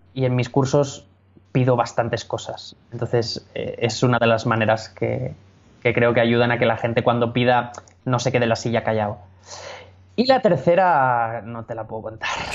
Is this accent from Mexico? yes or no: no; Catalonia, Spain; soy, soy, catalán.